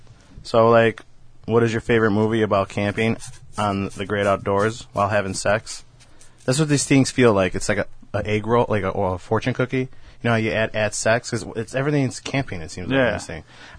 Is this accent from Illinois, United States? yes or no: yes; Chicago, Illinois, United States; I'm from Chicago.